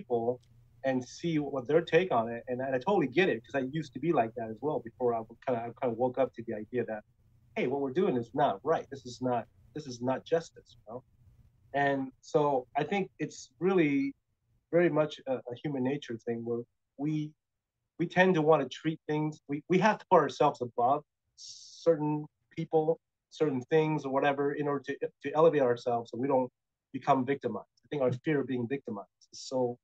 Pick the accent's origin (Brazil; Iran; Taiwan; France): Taiwan; moved away; when I grew up in Taiwan, before I moved away